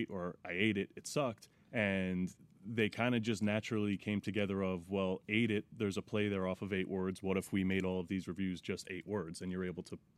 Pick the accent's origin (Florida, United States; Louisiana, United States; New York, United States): New York, United States; Monroe; also born or lived in Teaneck, New Jersey; I was born in Teaneck, New Jersey. I grew up in uh, Monroe, New York.